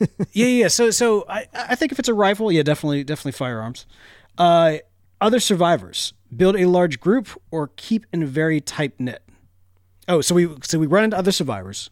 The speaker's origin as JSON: {"language": "English", "country": "United States", "said": "I'm an American man that likes flavor"}